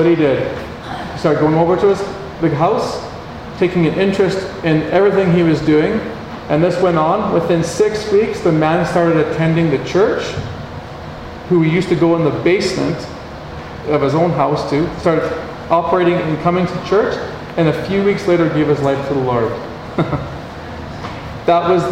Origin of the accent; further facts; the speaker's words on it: Canada; I'm from Canada